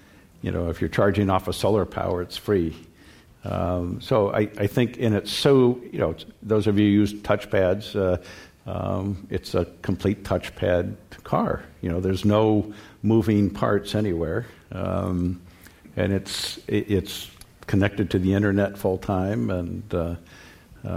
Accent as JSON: {"language": "English", "region": "California", "country": "United States", "tie": "born or raised there", "said": "growing up in California"}